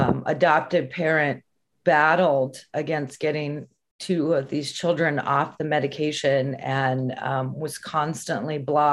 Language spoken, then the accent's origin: English; San Francisco, California, United States; I grew up in San Francisco during the AIDS epidemic.